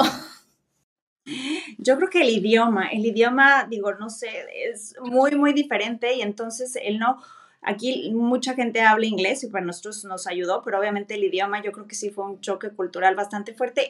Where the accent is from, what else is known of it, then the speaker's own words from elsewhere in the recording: Mexico; moved away as an adult; now in Germany; Soy mexicana, pero mi abuelo era chino